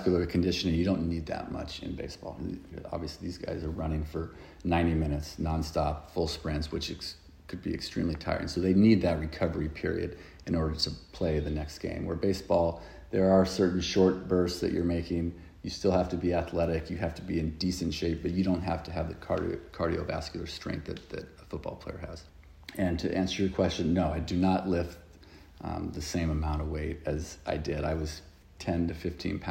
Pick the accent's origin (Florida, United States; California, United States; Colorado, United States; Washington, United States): California, United States; right outside of Los Angeles, Southern; moved away as an adult; also born or lived in Philadelphia; now in London, United Kingdom; I grew up in Southern California, right outside of Los Angeles